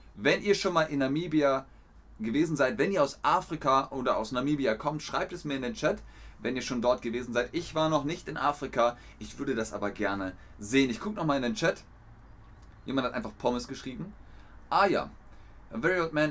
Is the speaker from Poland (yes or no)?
no; Bavaria, Germany; also born or lived in Cologne; now in Hamburg, Germany; Ich bin in Bayern aufgewachsen